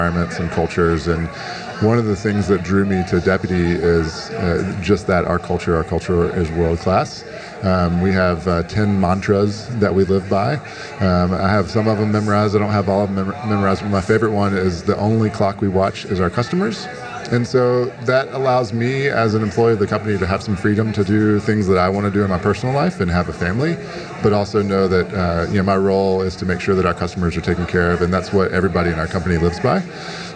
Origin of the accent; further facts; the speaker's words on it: Winston-Salem, North Carolina, United States; now in Atlanta, United States; That's where I grew up in Winston-Salem